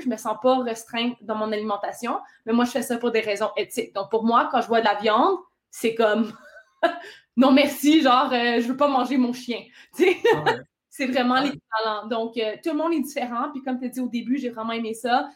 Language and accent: French; Ontario, Canada; je suis franco-ontarienne